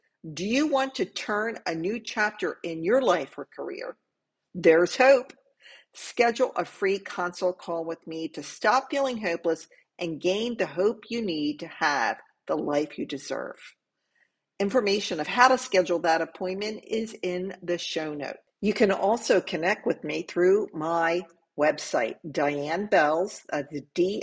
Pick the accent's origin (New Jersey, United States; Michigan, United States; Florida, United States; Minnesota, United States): New Jersey, United States; Camden; I was born in Camden